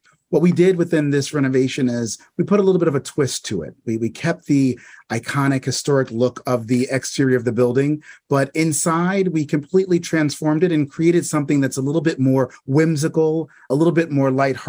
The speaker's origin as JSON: {"language": "English", "region": "New York", "country": "United States", "tie": "born or raised there", "said": "Growing up in New York, my parents thought it was really important to expose me and my brother to several, you know, different things within the arts and to really learn about our city."}